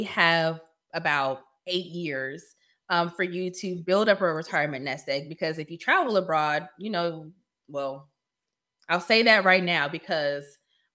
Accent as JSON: {"language": "English", "region": "Northern Virginia", "country": "United States", "moved": "yes", "said": "I'm from Northern Virginia too"}